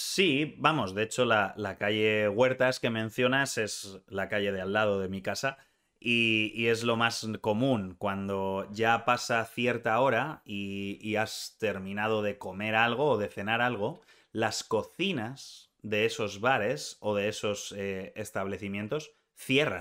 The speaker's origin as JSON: {"language": "Spanish", "country": "Spain"}